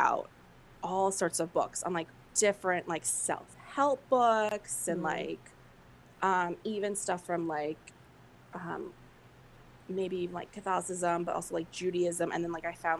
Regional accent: Bridgeport, Connecticut, United States; it's in my hometown it's in Black Rock, which is in part of Bridgeport, Connecticut

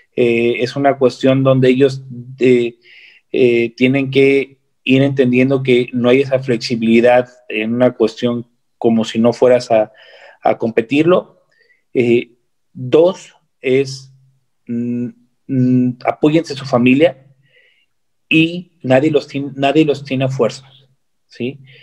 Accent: Mexico; yo soy su hermano mexicano

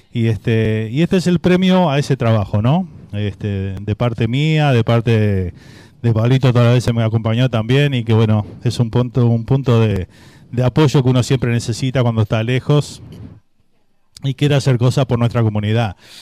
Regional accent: Uruguay; now in Miami, United States; soy Uruguay

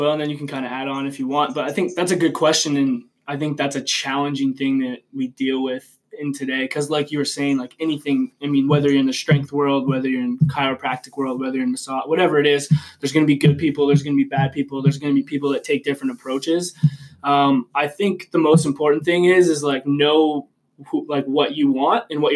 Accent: Harrow, Ontario, Canada; moved away as an adult; also born or lived in Windsor, Ontario; now in London, Canada; I'm from Harrow, Ontario, which is a real small town outside of Windsor

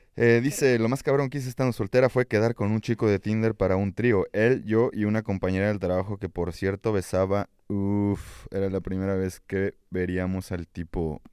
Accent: Mexico; Así somos los mexicanos

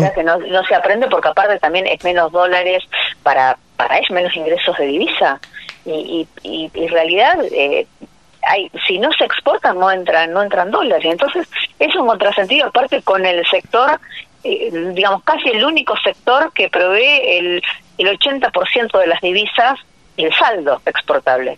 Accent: Bigand, Santa Fe, Argentina; en mi pueblo, o sea, que yo estoy de Vigán, provincia de Santa Fe

